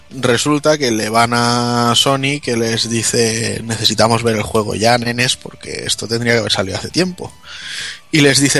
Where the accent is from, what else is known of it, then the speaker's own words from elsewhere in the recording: Spain; Esta de, soy española, ¿qué quieres que te gane?